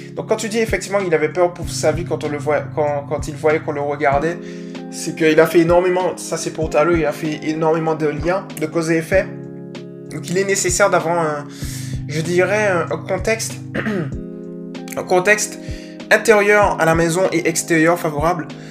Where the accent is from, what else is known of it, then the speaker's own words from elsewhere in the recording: Guadeloupe; accent: Guadeloupean; il y a mon petit accent guadeloupéen qui est ressorti là